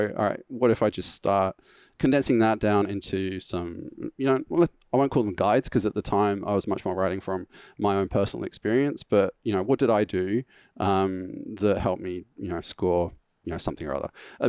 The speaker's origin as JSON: {"language": "English", "region": "England", "country": "United Kingdom", "accent": "English", "said": "I seem to have lost a decent chunk of my English accent in that period as well."}